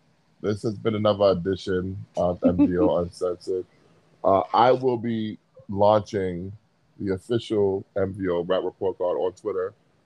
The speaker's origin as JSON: {"language": "English", "town": "New York City", "region": "New York", "country": "United States", "said": "And I'm from Brooklyn."}